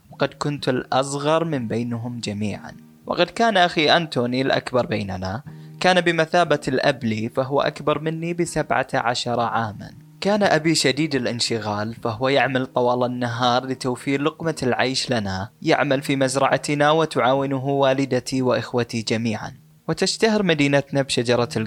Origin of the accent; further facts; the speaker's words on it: Bangladesh; accent: Bangladeshi; Arabic is a second language; خلوني أترجم لكم اللي قلته قبل شوي بلهجتي البنغلاديشية